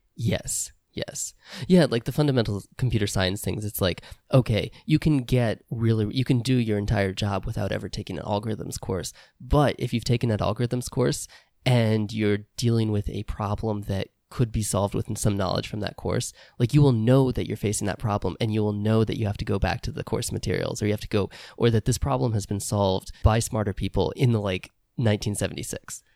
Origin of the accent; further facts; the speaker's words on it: Indiana, United States; moved away; I grew up in Indiana